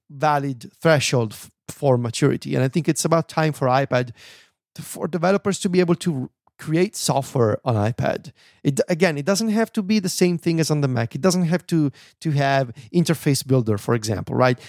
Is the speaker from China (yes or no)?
no; Italy; first language Italian; English is a second language; I'm not so good at my native language anymore. I am losing my Italian abilities